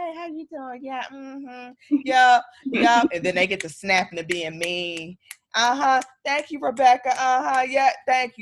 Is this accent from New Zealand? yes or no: no; Saginaw, Michigan, United States; I am from the Midwest, just like Sid, but I'm from Michigan, Saginaw, Michigan